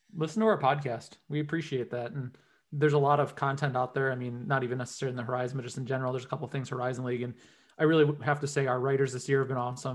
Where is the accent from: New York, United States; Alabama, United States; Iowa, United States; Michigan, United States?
Michigan, United States; Detroit; I grew up in Detroit area